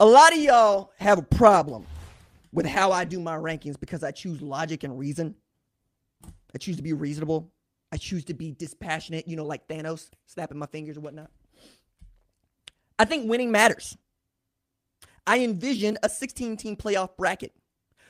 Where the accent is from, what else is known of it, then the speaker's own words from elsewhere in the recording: Tulsa, Oklahoma, United States; I'm also from Tulsa